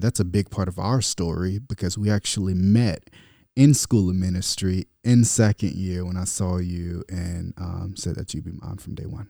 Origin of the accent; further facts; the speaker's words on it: South Bay, Florida, United States; now in California, United States; I'm from South Bay, Florida. I love my city, Muck City